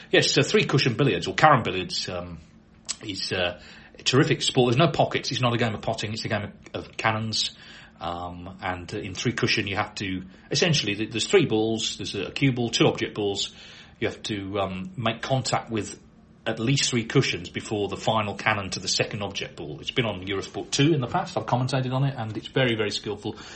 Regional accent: London, United Kingdom; now in Guatemala; When I was a boy growing up in London, I used to love watching snooker on TV

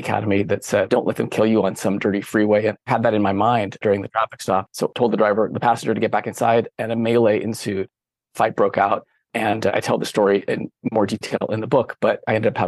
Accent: San Francisco Bay Area, California, United States; moved away as an adult; also born or lived in Berkeley, California; now in Maine, United States; I grew up in the San Francisco Bay Area in the late 80s, early 90s.

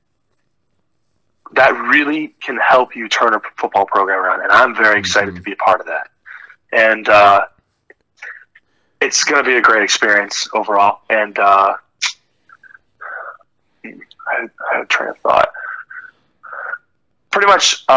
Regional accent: Ohio, United States; I am leaving my hometown, because this is something that I've been with for 18 years, and I haven't moved once. I've lived here my whole life

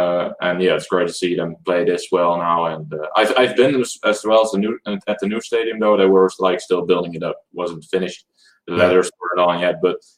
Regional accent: Netherlands; English is a second language; We're from the Netherlands.

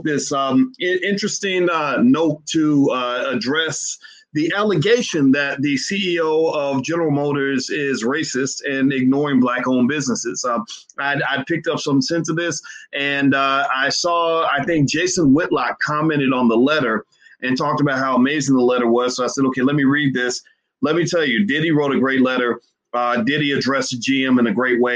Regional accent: Louisville, Kentucky, United States; my hometown, Louisville

